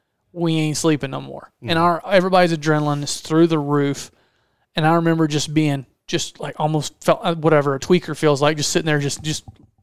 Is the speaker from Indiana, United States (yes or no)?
no; Georgia, United States; Because we're both from Georgia.